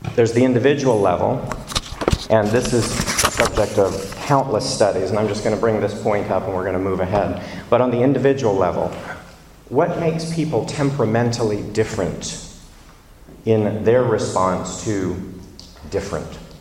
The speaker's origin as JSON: {"language": "English", "region": "the American South", "country": "United States", "moved": "yes", "lives_now": "London, United Kingdom", "said": "I'm from the American South"}